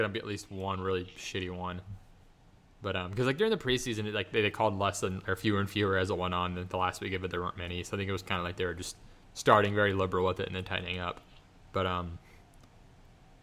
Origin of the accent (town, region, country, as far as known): Ohio, United States